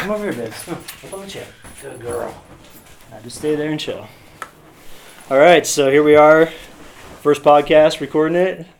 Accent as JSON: {"language": "English", "region": "Kansas", "country": "United States", "also_born_or_lived": "Colorado", "moved": "yes", "said": "from Kansas originally. Came out to Colorado in 1998"}